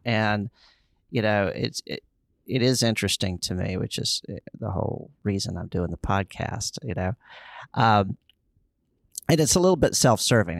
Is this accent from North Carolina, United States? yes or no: yes; Charlotte, North Carolina, United States; other comedians in my hometown